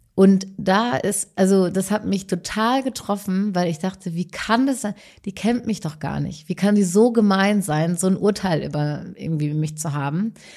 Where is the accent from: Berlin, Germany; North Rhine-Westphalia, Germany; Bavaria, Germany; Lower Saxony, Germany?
North Rhine-Westphalia, Germany; ich komme aus äh, aus NRW